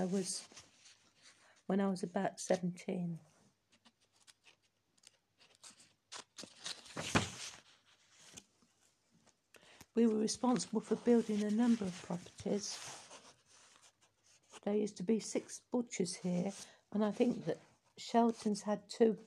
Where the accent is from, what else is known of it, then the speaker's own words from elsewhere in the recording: Wellingborough, East Midlands, United Kingdom; also born or lived in Finedon; I was born in Mill Road, Wellingborough, in 1911